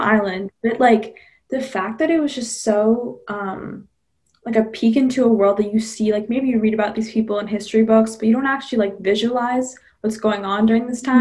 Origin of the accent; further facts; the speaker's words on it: Massachusetts, United States; I'm from Massachusetts.